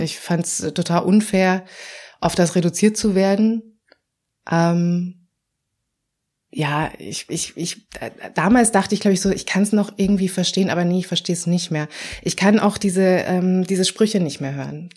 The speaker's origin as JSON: {"language": "German", "region": "Vienna", "country": "Austria", "moved": "as an adult", "lives_now": "Berlin, Germany", "said": "ich komm ursprünglich aus Wien"}